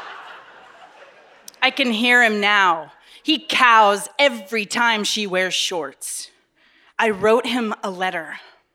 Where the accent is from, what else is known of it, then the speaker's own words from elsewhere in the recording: Westminster, Colorado, United States; I grew up outside of Denver in Westminster, Colorado